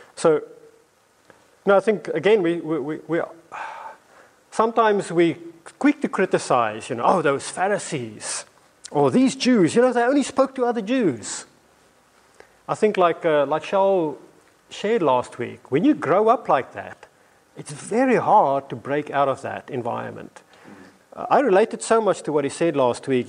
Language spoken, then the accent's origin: English; South Africa; moved away as an adult; now in London, United Kingdom; when I first came to London, I came as this South African, African guy